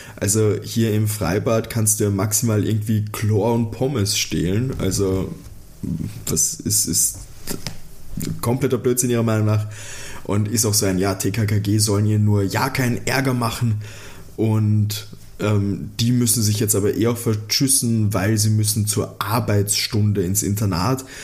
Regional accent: Austria; als Österreicher, der mit so einer Musik aufgewachsen ist

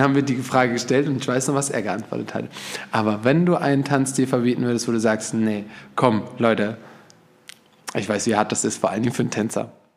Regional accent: Germany; Bis zum heutigen Tage muss ich mich rechtfertigen, dass ich aus Deutschland komme

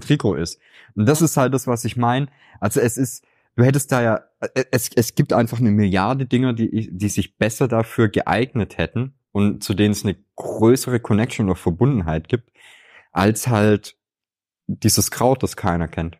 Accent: Swabia, Germany; Ich könnte dir als Schwabe

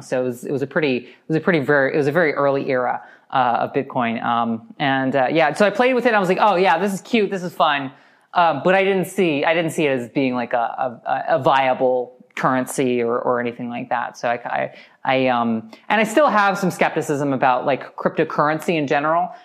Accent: United States; as an American

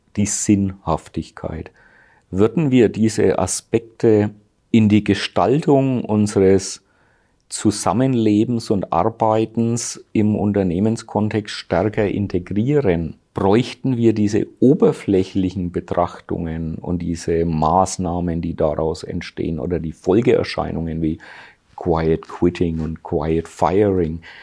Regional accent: Germany; bei uns in Deutschland

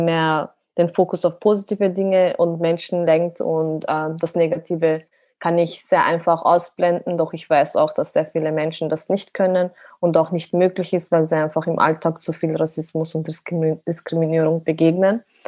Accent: Austria; meine Wurzeln sind ursprünglich aus der Türkei, aber bin selber in Österreich geboren, also bin Österreicherin

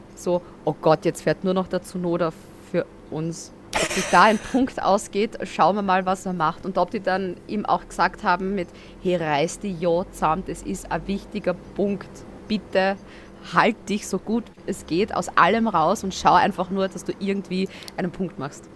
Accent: Austria; also born or lived in near the Red Bull Ring, Styria; als Österreicher

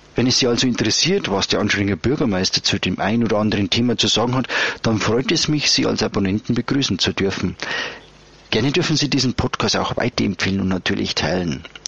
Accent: Upper Bavaria, Germany; bei uns in Oberbayern

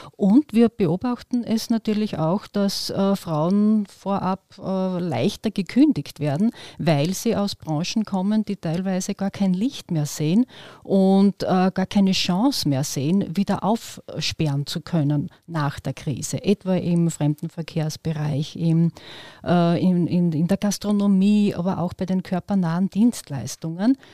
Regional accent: Western Styria, Austria; Ich komme aus der Weststeiermark

